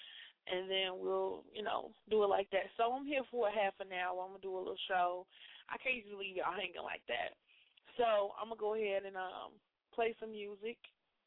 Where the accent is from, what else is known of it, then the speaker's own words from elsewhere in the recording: Chicago, Illinois, United States; moved away as an adult; now in Indiana, United States; I'm from Chicago